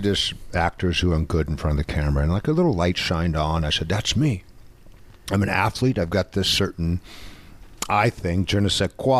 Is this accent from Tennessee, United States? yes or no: no; Orange County, California, United States; moved away as an adult; also born or lived in Los Angeles; I'm from Orange County.